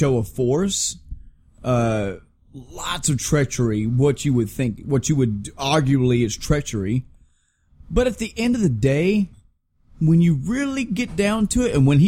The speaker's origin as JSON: {"language": "English", "country": "United States", "said": "I'm an American."}